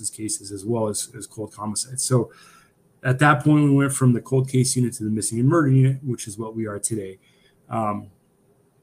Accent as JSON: {"language": "English", "town": "Pine Ridge", "region": "South Dakota", "country": "United States", "tie": "born or raised there", "also_born_or_lived": "Nebraska", "said": "I grew up in Pine Ridge, South Dakota, on the Pine Ridge Indian Reservation"}